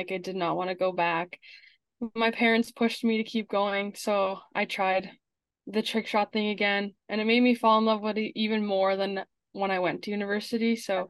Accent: Winnipeg, Manitoba, Canada; I'm from Winnipeg, Manitoba, Canada.

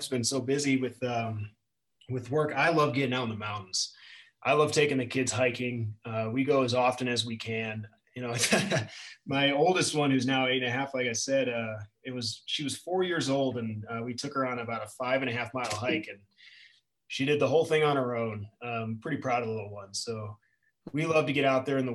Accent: Chicagoland area suburbs, Illinois, United States; moved away; I grew up around the Chicagoland area in the suburbs, and moving to the city, moving out here was a totally different experience

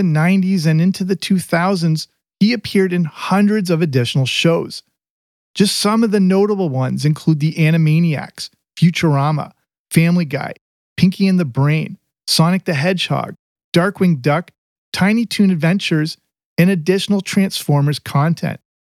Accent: England, United Kingdom; growing up in England.

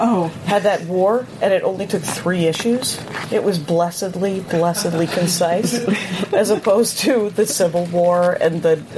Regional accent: South Milwaukee, Wisconsin, United States; also born or lived in Madison, Wisconsin; I grew up in South Milwaukee, Wisconsin, in between Cuttingay and Oak Creek.

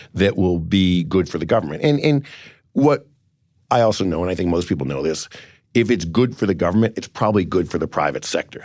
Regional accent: Cleveland, Ohio, United States

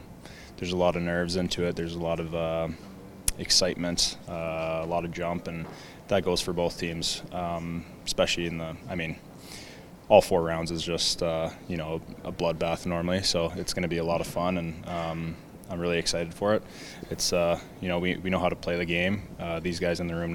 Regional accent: Edmonton, Alberta, Canada; growing up in Edmonton

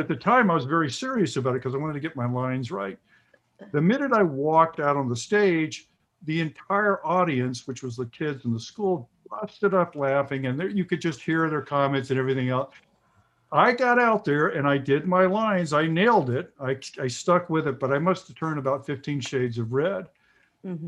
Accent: the South, United States; I grew up in the South in the 50s, late 50s, early, and 60s, and the early 70s

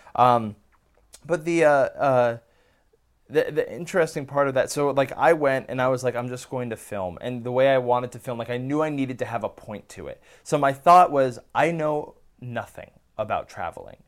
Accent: Bay Area, California, United States; moved away as an adult; I grew up in the Bay Area.

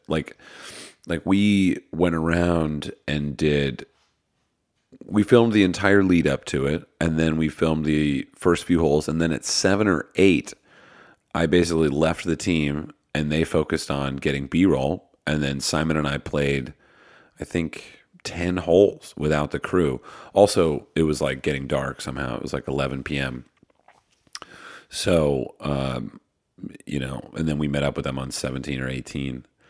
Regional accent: Pennsylvania, United States; I'm from Pennsylvania

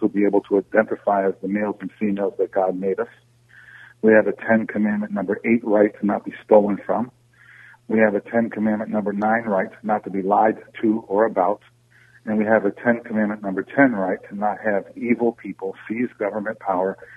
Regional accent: Saratoga Springs, New York, United States; moved away as an adult; now in Schenectady, United States; I live in Schenectady, New York. I was raised in Saratoga Springs, New York

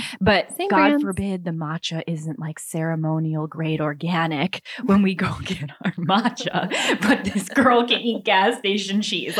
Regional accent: Midwest, United States; I'm also from the Midwest, and I would never buy gas station cheese.

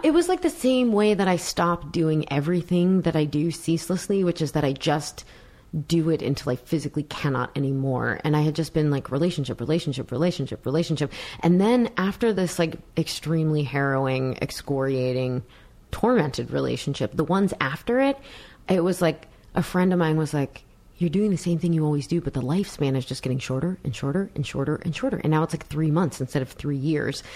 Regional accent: New York, United States; I come from New York

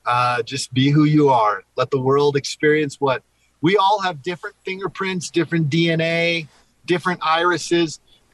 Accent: Hawaii, United States; also born or lived in Philippines / Panama; I love the beach. I was born and raised in Hawaii, Philippines, Panama.

